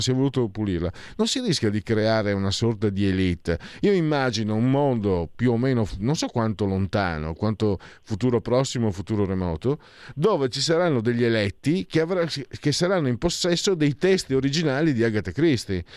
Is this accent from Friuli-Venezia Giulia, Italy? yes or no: yes; Friuli-Venezia Giulia, Italy; Io vengo dal Friuli, una regione che ha vissuto la, in miseria fino a quaranta, cinquanta anni fa